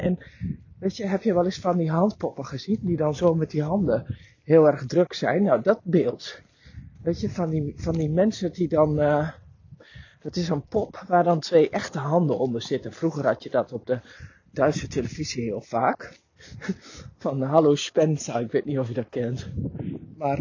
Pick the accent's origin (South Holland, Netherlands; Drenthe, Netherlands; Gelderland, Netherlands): Drenthe, Netherlands; ik ben Drentse van oorsprong